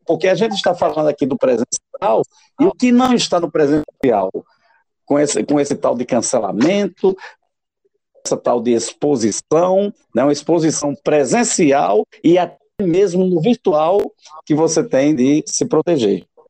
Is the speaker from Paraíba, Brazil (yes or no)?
yes; Itaporanga, Paraíba, Brazil; a minha cidade natal, lá em Itaporanga